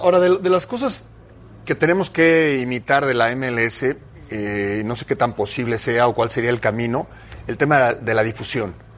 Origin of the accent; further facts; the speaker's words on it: Mexico; somos mexicanos